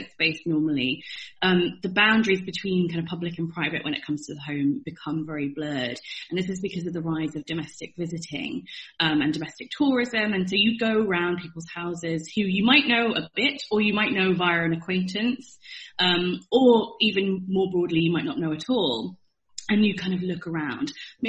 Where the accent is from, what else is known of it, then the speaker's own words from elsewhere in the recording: Chester, North West England, United Kingdom; moved away; where I grew up in Chester